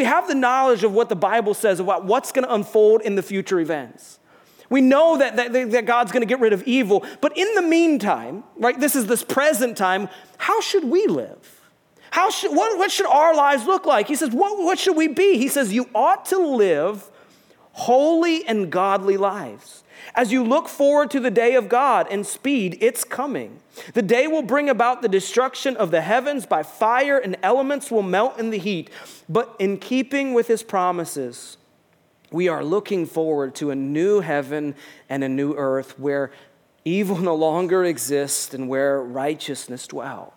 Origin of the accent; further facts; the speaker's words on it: United States; also born or lived in Rochester; We're from the United States of America